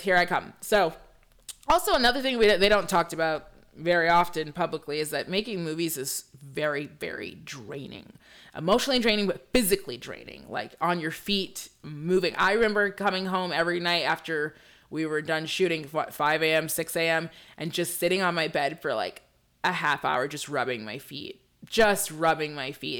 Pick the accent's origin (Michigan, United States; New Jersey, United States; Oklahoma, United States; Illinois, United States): Michigan, United States; also born or lived in Belize; I'm from Michigan